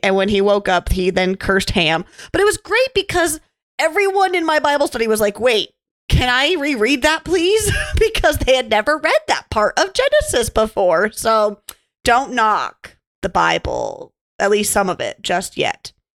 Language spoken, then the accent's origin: English; Montana, United States; Growing up in Montana, you know, of course, Laurel and Billings isn't the most beautiful thing to look at.